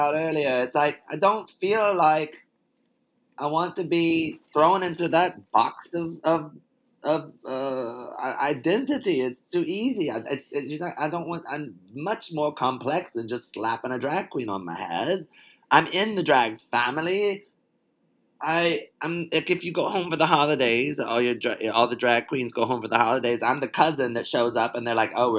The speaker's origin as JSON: {"language": "English", "region": "the South", "country": "United States", "said": "I'm from the South"}